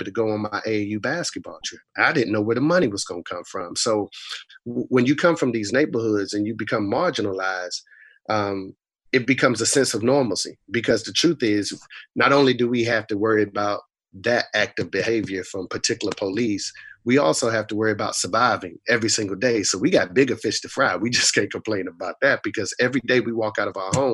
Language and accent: English; Raleigh, North Carolina, United States; also born or lived in Boston, Massachusetts; I was raised in Southeast Raleigh, as you mentioned, but I was actually born in Boston, Mass